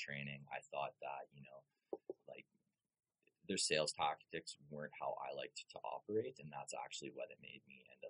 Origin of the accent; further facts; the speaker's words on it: Regina, Saskatchewan, Canada; also born or lived in Medicine Hat / Lethbridge; born and raised in Regina, Saskatchewan